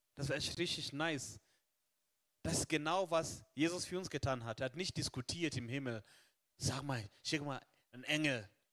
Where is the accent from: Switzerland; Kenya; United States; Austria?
Kenya; now in Germany; in Kenia, wo ich herkomme